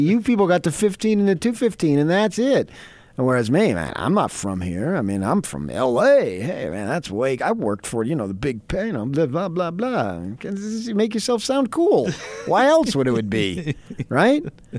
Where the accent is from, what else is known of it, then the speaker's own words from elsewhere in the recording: Los Angeles, California, United States; moved away; if I'm coming from Pedro, it would be, of course, the Harbor Freeway.